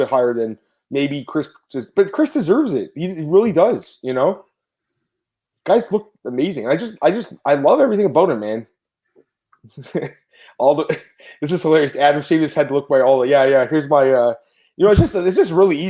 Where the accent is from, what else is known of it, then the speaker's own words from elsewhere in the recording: Canada; because I'm Canadian